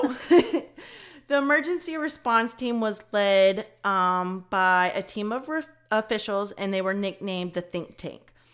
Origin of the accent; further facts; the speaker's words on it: Kentucky, United States; I'm from Kentucky